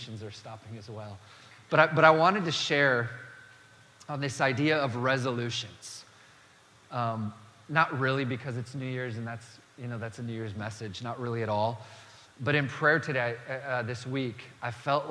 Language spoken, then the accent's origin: English; Dakota Territory, the Dakotas, United States; I grew up in the Dakota Territory